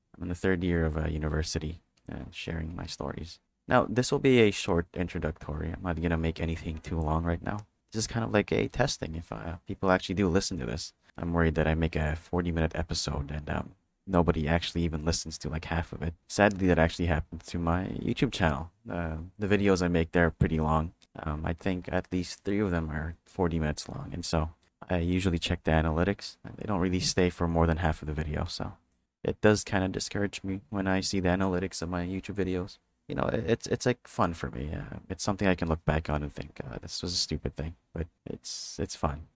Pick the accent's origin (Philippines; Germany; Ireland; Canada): Philippines; I'm from the Philippines.